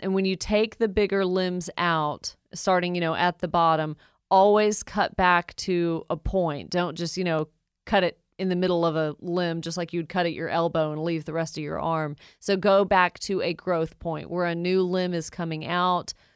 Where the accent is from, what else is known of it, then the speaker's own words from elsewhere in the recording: Woodstock, United States; my hometown, Woodstock